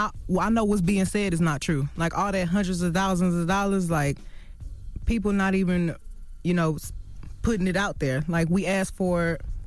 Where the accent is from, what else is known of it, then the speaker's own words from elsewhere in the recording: Houston, Texas, United States; I mean, you know, I'm from Houston.